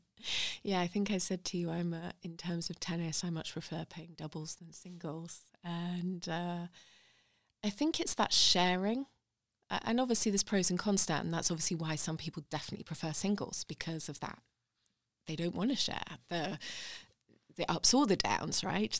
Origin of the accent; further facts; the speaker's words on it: Hampshire, South East England, United Kingdom; moved away as an adult; also born or lived in London; now in Sheffield, United Kingdom; growing up in Hampshire at that point